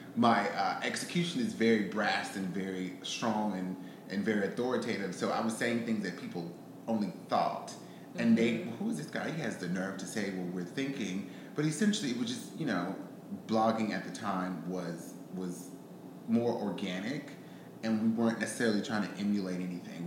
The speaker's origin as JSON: {"language": "English", "town": "Houston", "region": "Texas", "country": "United States", "also_born_or_lived": "Atlanta", "moved": "as an adult", "said": "me Houston"}